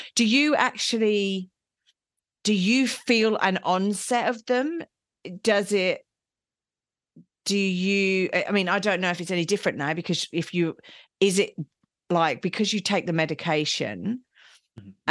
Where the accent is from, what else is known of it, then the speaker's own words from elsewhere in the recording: England, United Kingdom; I'm English